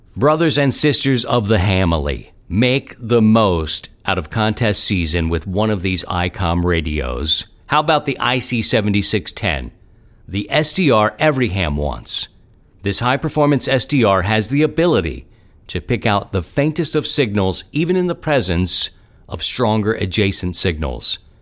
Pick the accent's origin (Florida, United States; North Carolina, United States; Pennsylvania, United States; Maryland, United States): Maryland, United States; Baltimore; accent: Baltimore; moved away; also born or lived in Philadelphia; I've been thinking about my hometown a lot recently, and, uh, I miss it